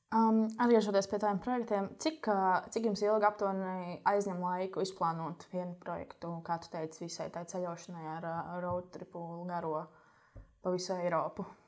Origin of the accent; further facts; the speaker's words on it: Latvia; mums Latvijā